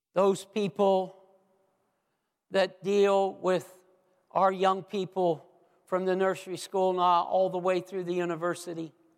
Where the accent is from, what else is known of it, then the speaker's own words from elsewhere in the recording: United States; the country that I grew up